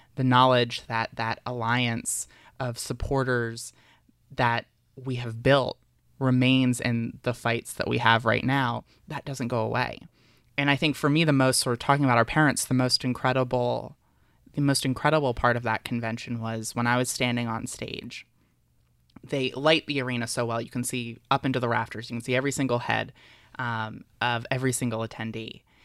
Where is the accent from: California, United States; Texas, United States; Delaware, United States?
Delaware, United States; I was very involved in politics in middle school and high school in my home state. Delaware's very tiny